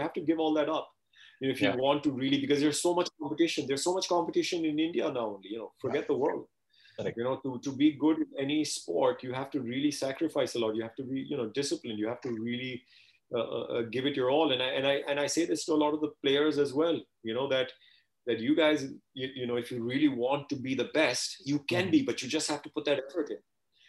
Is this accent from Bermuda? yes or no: no; Canada; I'm very grateful that my parents put me into Taekwondo class. While I was growing up in Canada, you know, so that again was totally disciplined.